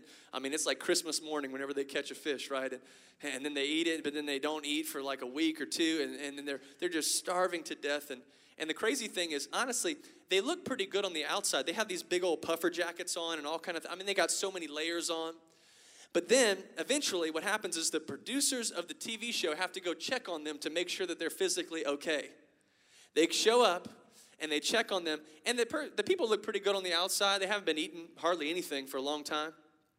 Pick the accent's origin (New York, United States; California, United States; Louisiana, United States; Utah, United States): Louisiana, United States; Lafayette; And I have a Cajun family. I'm from Lafayette, Louisiana, y'all. So I got a Cajun family, okay? And you might not be able to hear my strong accent right now.